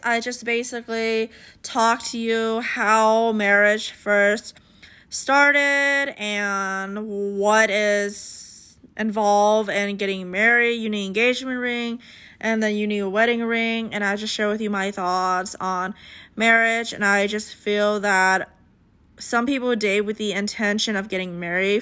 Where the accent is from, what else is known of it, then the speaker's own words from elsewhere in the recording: United States; I grew up in America, I feel like I have the American mindset in mind.